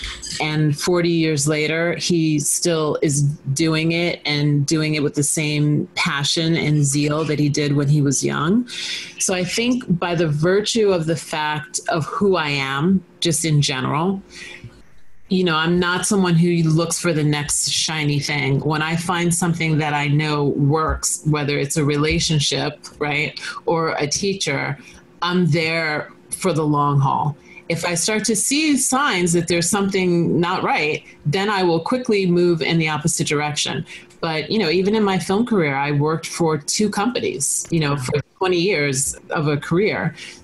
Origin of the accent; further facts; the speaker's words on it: Long Island, New York, United States; Long Island. Yeah.